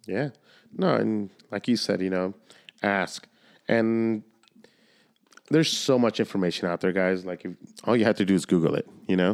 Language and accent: English; Solana Beach, California, United States; I grew up in Solana Beach